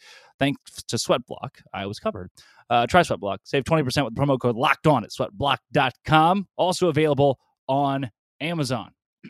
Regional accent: Arkansas, United States; moved away; I grew up in Arkansas

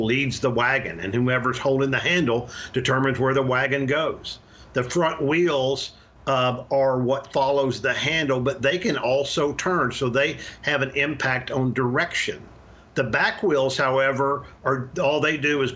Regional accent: Arkansas, United States; moved away as an adult; also born or lived in Louisiana; now in Texas, United States; I was born in Louisiana and raised in Arkansas

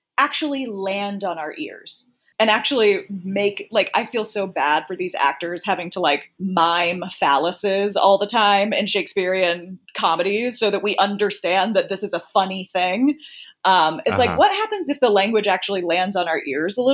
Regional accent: Greenville, South Carolina, United States; moved away; my hometown in Greenville, South Carolina

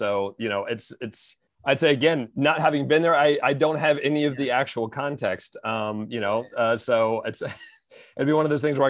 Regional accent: Gaithersburg, Maryland, United States; Of course, WTOP on my commute in.

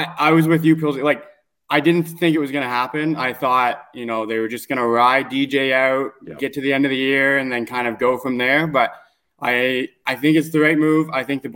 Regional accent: East Coast, Atlantic Canada, Canada; moved away; I'm originally from the East Coast

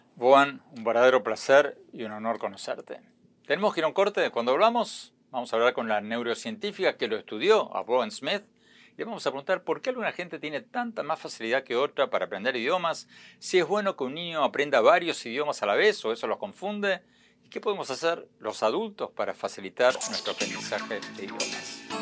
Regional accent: Argentina; moved away as an adult; now in United States; yo nací y me crié en Argentina

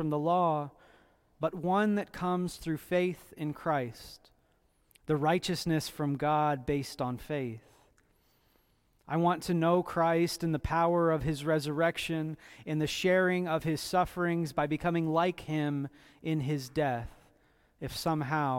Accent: Indiana, United States; I was born in Indiana

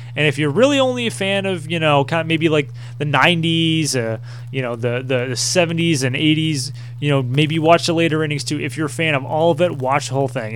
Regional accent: New England, United States; growing up in New England

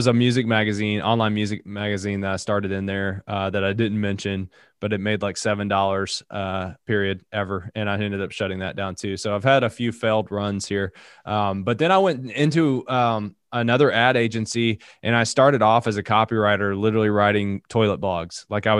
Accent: Appalachia, United States; And again, I'm from Appalachia, so she says I say a lot of things wrong. I don't have as thick of an accent as I used to.

